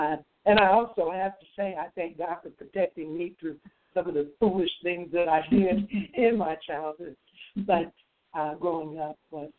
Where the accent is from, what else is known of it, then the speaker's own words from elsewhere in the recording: Dayton, Ohio, United States; moved away; also born or lived in Fort Worth, Texas; I grew up in Dayton, Ohio, in the Midwest rural. I grew up in what you would probably term a middle-class lifestyle.